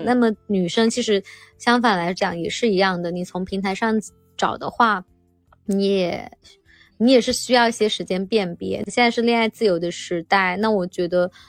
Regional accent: Yulin, Guangxi, China; now in Shenzhen, China; 我来自于广西的一个小城市

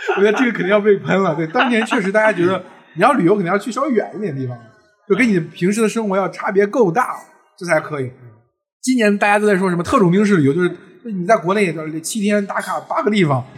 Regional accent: China; 我们中国人太热血了

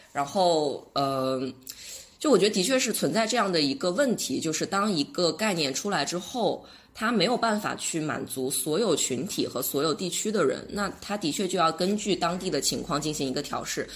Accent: China; 我们中国人

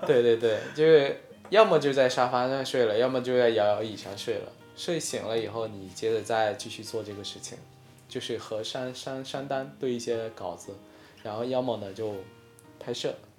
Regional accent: Hainan, China; first language Hainanese; Chinese is a second language; moved away as an adult; also born or lived in Northeast China; now in Beijing, China; 我到十八岁之前我都没有出过海南，所以其实那时候我的母语大多是说海南话

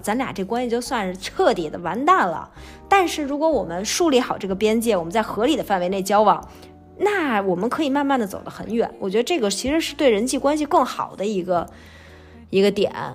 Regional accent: Beijing, China; also born or lived in Shanghai; 我上大学毕业回来以后，回了北京，我开始工作，我就开始出去租房子，我就从家里面搬出去了

